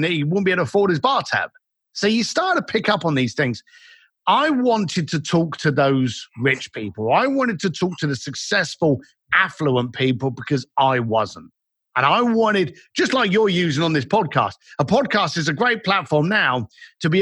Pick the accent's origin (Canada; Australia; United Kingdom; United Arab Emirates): United Kingdom; London; moved away; As a bricklayer growing up in London